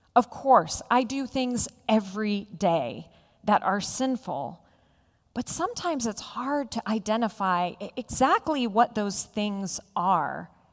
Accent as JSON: {"language": "English", "town": "Roanoke", "region": "Virginia", "country": "United States", "tie": "born or raised there", "said": "When I was a child growing up in Roanoke"}